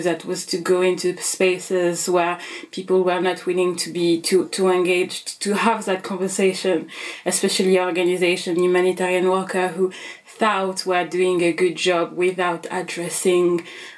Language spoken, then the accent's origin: English; Central African Republic; also born or lived in France; now in United Kingdom; I use she, her pronoun. I am based in the UK. I was born in France and I'm originally from the Central African Republic.